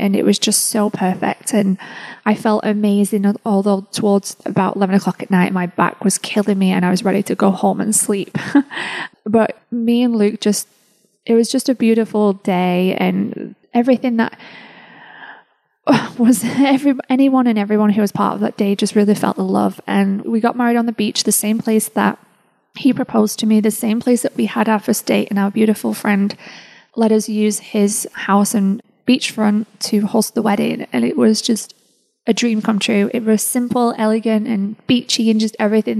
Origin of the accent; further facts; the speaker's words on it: England, United Kingdom; moved away as an adult; now in United States; the time came for me to leave England and move over to the United States.